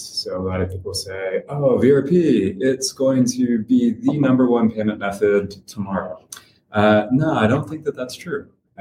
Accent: United States; moved away as an adult; I am actually American, so I'm coming from well across the pond

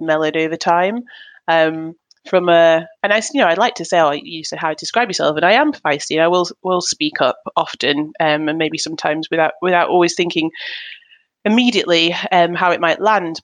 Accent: Manchester, North West England, United Kingdom; now in Hertfordshire, United Kingdom; I'm born and bred in Manchester, Manchester, England. And I live now in Hertfordshire

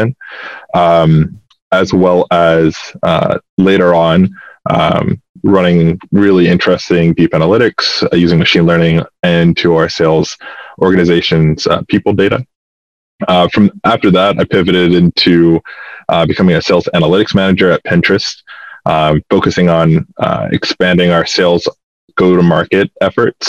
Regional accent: Atlanta, Georgia, United States; I'm from Atlanta, Georgia

